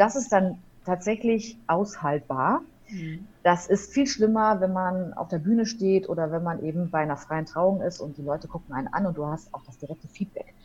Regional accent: Hamm, North Rhine-Westphalia, Germany; also born or lived in Aachen; now in Dortmund, Germany; Und als ich sieben war, bin ich im Ruhrgebiet gelandet, in der Nähe von Dortmund in Hamm.

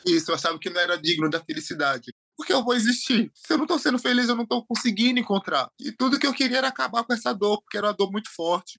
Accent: interior of Bahia, Brazil; also born or lived in Aracaju, Sergipe; Eu nasci em Aracaju, Sergipe, me criei no interior da Bahia

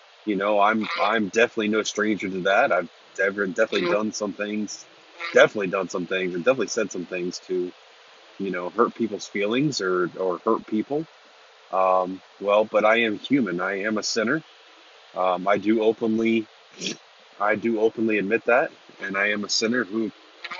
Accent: Lancaster, Ohio, United States; moved away as an adult; now in Newark, United States; I'm from Lancaster, Ohio, and about 12 years ago, I moved to Newark, Ohio

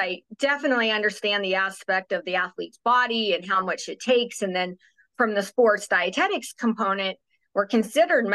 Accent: Kearney, Nebraska, United States; moved away; also born or lived in Arizona; I am from Nebraska, born and raised in Kearney, Nebraska

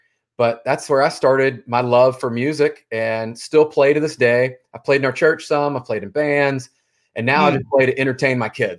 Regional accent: Memphis, Tennessee, United States; moved away as an adult; also born or lived in Tampa, Florida; now in Franklin, Tennessee, United States; I grew up in Memphis, Tennessee.

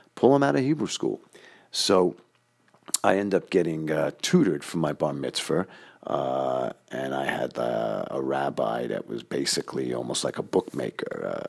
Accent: New York City, New York, United States; the way we grew up in Queens

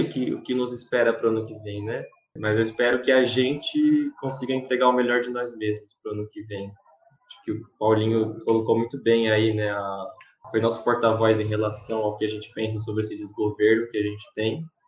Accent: Brazil; also born or lived in São Paulo; eu sou brasileiro

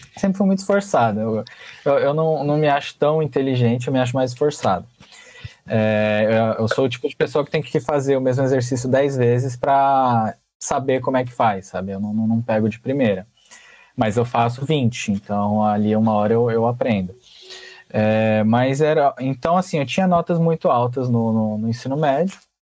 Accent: Francisco Morato, São Paulo, Brazil; eu vim do Levorinho, uma excelente escola também

